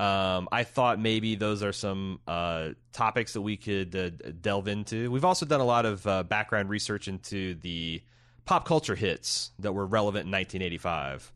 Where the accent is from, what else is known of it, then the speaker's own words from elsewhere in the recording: Indiana, United States; growing up in Indiana